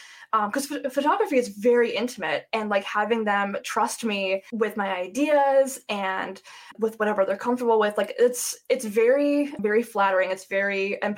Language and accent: English; Cleveland, Ohio, United States; I'm from Cleveland